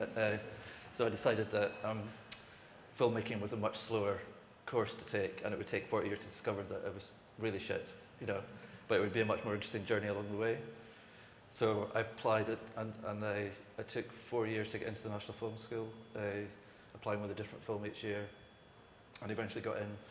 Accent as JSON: {"language": "English", "area": "Isle of Skye", "region": "Scotland", "country": "United Kingdom", "also_born_or_lived": "Glasgow / Los Angeles", "moved": "as an adult", "said": "I'm from Sky"}